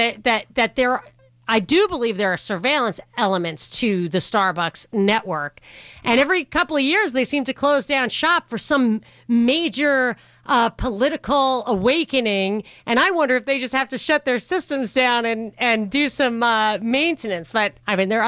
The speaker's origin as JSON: {"language": "English", "region": "New York", "country": "United States", "tie": "born or raised there", "moved": "yes", "said": "I grew up in New York"}